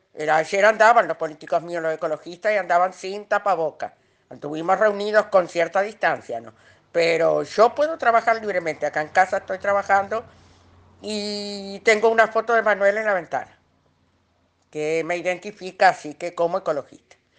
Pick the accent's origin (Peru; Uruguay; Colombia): Uruguay; estoy acá en mi país